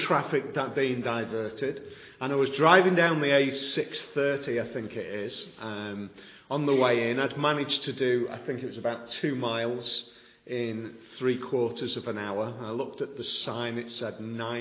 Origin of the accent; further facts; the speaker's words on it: the Wirral, Cheshire, North West England, United Kingdom; I'm a posh boy from Cheshire, so my wife tells me, because I was born on the Wirral